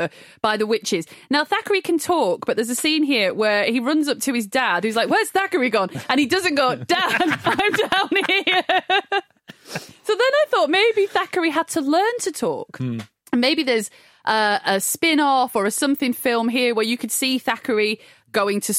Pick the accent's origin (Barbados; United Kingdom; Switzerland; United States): United Kingdom; Blackburn, North West England; I grew up in Blackburn under the shadow, I'm going to be poetic, of Pendle Hill